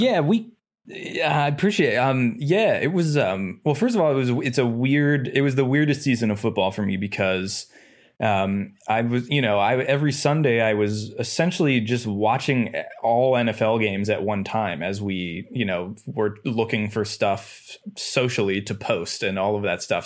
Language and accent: English; Cleveland, Ohio, United States; moved away; I'm from Cleveland